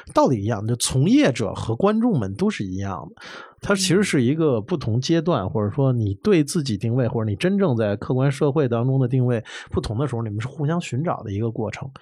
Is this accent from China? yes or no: yes; Beijing, China; 因为我是这块土地长起来的，是一骨子里的事儿